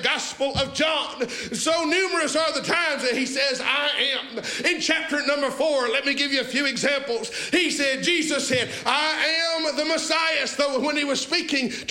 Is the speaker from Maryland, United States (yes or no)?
no; Sand Mountain, Alabama, United States; growing up on Sand Mountain, Alabama